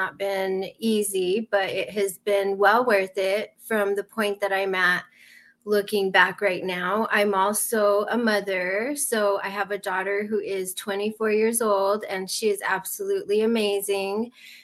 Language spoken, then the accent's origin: English; New Mexico, United States; I'm from New Mexico, we have a lot of drug addiction